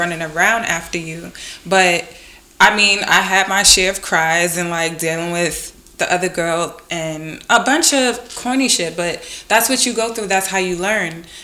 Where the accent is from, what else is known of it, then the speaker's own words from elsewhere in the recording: New York City, New York, United States; I'm from Brooklyn